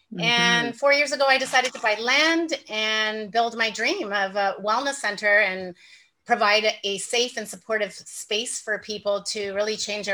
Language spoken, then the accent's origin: English; Toronto, Ontario, Canada; now in Nicaragua; I'm from Canada. I'm from Toronto, and I left Toronto 11 years ago. I sold everything I owned and decided I was going to live in the tropics.